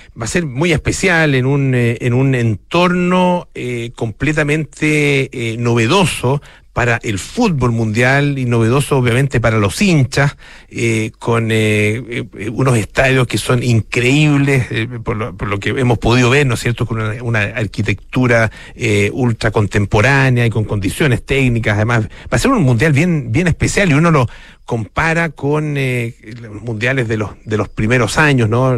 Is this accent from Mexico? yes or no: no; Chile; como chilenos